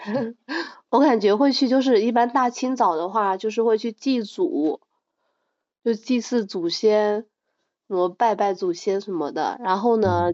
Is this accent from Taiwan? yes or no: no; southern China, China; 我们这边南方其实很少说过腊八节的